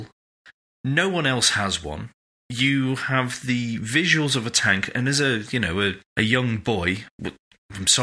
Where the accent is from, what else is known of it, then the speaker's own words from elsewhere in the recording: United Kingdom; I'm British